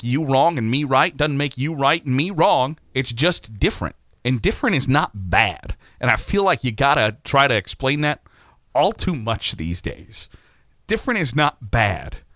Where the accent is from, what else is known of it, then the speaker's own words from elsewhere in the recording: Virginia, United States; and that's not the game I grew, grew to love as a kid growing up in Virginia.